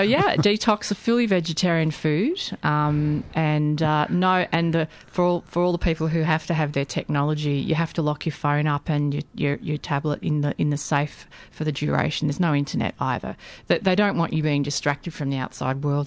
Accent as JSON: {"language": "English", "country": "Australia"}